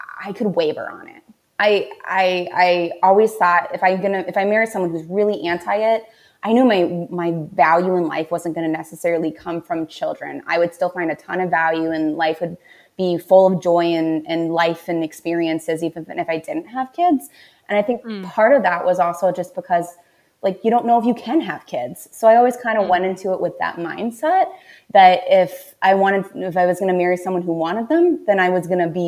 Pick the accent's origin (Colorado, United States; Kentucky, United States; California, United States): Colorado, United States; Colorado Springs; moved away as an adult; now in Minnesota, United States; I grew up in Colorado Springs. I'm a military brat. My dad was in the Army for 20 some years